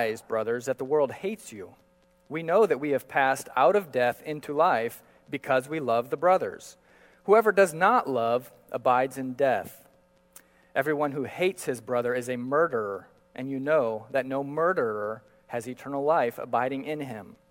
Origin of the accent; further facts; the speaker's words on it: Manaus, Amazonas, Brazil; I grew up in Brazil and often walking the streets of Manaus